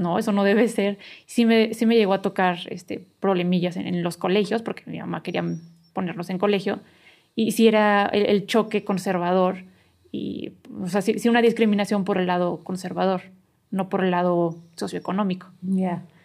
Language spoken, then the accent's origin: Spanish; San Luis Potosí, Mexico; moved away as an adult; la colonia donde yo viví, donde crecí toda la vida, este, está cerca de Soledad